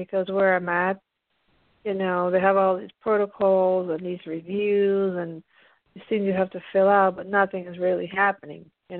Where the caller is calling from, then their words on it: Pennsylvania, United States; I'm calling in from the East Coast from Pennsylvania.